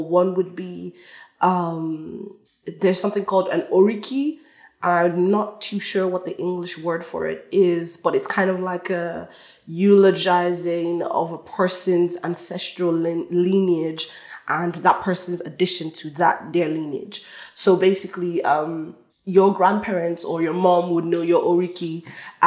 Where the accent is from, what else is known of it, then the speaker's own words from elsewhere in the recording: Longford, Leinster, Ireland; growing up quite working class, growing up in Longford